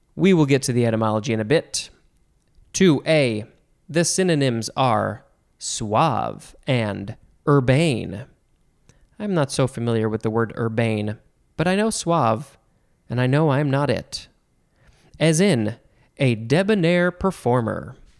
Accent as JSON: {"language": "English", "country": "United States", "tie": "born or raised there", "said": "I, as an American, have grown up saying debris"}